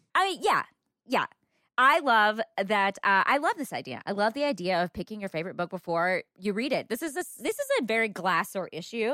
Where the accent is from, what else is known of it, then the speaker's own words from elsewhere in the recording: the South, United States; I'm from the South